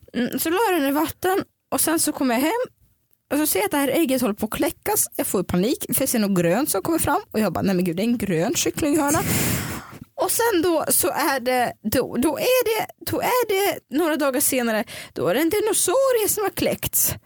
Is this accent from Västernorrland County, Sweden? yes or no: no; Dalarna County, Sweden; jag växte upp i Dalarna